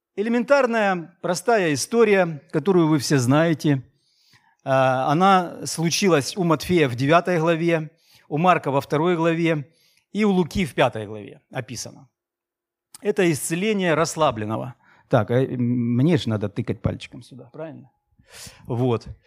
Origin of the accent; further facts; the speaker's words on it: Maykop, Adygea, Russia; moved away as an adult; also born or lived in Krasnodar; now in Novorossiysk, Russia; где ты родился, где ты крестился, где ты женился, влюбился, целовался первый раз и все остальное, Майкоп, мой город